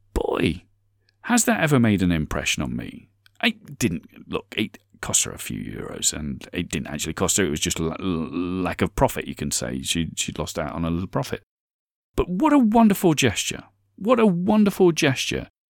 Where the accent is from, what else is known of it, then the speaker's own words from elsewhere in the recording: United Kingdom; I'm British